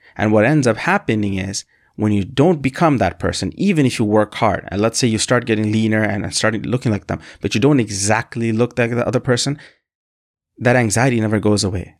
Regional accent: Canada; also born or lived in Bangladesh; I'm from a country called Bangladesh, and I moved to Canada when I was very young, and I essentially co-, consider myself Canadian 'cause this is, this is where I grew up for the majority of my life

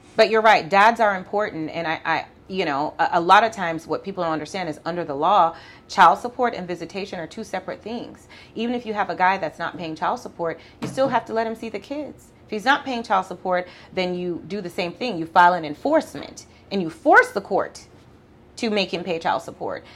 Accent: Mandeville, Manchester, Jamaica; also born or lived in Kingston, Jamaica; now in Houston, United States; I was born in Kingston and raised in Mandeville

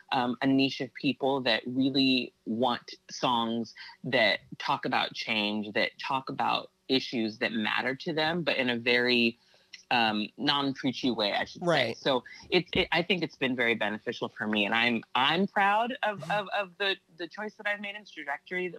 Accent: Santa Barbara, California, United States; born or raised there; moved away as an adult; now in Los Angeles, United States

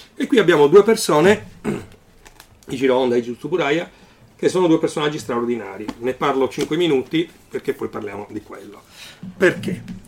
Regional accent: Cagliari, Sardinia, Italy; moved away; also born or lived in Alghero / Milan; sono nato in Sardegna, sono nato ad Alghero, una città nella quale non ho mai abitato, perché sono abitato a Cagliari, poi ho abitato a Milano

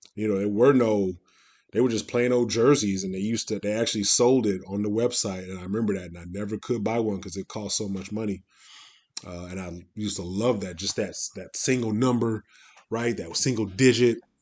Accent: Midwest, United States; I'm from the Midwest

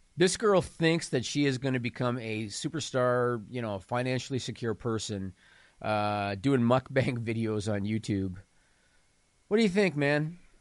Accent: small town Ontario, Canada; I'm from small town Ontario, Canada

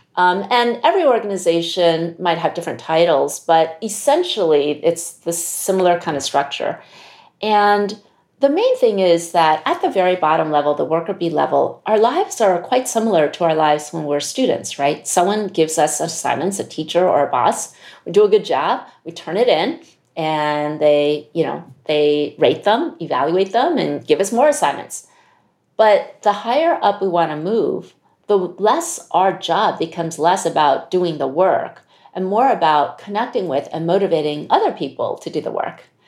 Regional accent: United States; I'm Chinese American, my Chinese isn't that great.

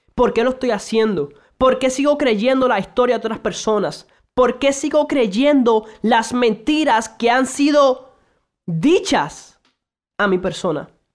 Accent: Puerto Rico; also born or lived in Santo Domingo, Dominican Republic; nací originalmente en República Dominicana, Santo Domingo, actualmente vivo en Puerto Rico

